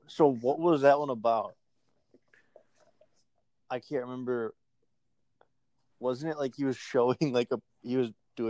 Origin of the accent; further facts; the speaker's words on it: Minnesota, United States; I'm from Minnesota.